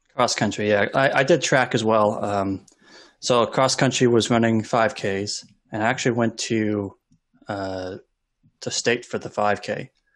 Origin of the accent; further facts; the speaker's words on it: Olympia, Washington, United States; I grew up in Olympia and lived on the west side of Olympia